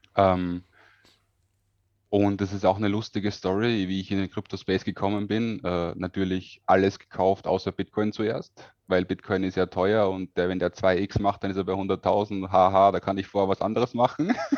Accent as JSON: {"language": "German", "country": "Austria", "said": "bin aus Österreich"}